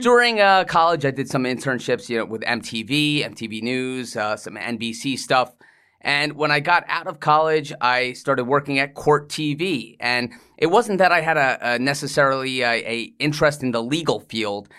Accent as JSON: {"language": "English", "region": "England", "country": "United Kingdom", "tie": "born or raised there", "also_born_or_lived": "Iceland / New York", "moved": "yes", "said": "I was born in England, so I'm, I, I have a British"}